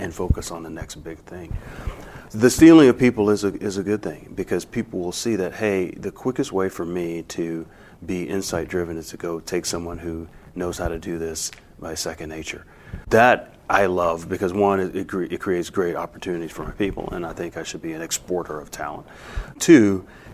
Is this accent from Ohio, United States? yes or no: no; Baton Rouge, Louisiana, United States; we're from Baton Rouge, Louisiana